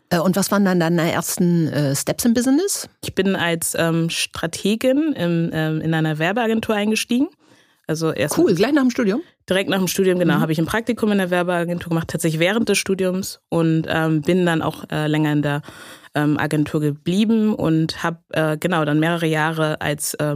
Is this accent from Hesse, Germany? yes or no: no; Hamburg, Germany; Also ich habe selber einen afrikanischen Hintergrund, meine Eltern sind Ghanaer und ähm, genau, ich bin aber in, in Hamburg in Deutschland aufgewachsen, ähm, habe also den großen Teil meines Lebens auch hier verbracht